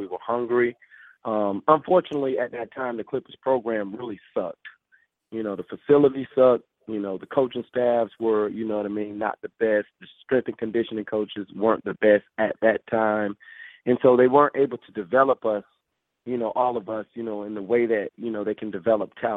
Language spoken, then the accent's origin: English; Fort Lauderdale, Florida, United States; a hotel room in Fort Lauderdale in my hometown